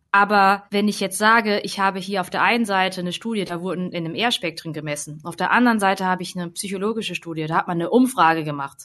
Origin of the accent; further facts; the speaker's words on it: Hemsbach, Baden-Württemberg, Germany; die vierte Ecke ist Hemsbach oder so, wo ich halt zur Schule gegangen bin